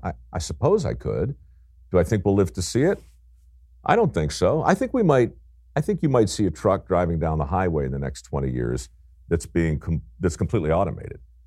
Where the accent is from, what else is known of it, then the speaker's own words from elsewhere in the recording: Baltimore, Maryland, United States; as a young guy growing up in Baltimore